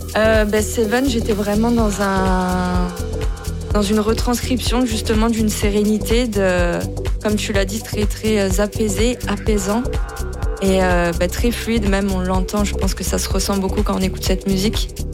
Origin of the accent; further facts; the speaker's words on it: the North, Hauts-de-France, France; moved away as an adult; now in Toulouse, France; À la base, je viens du Nord. Ça fait 10 ans que j'habite à Toulouse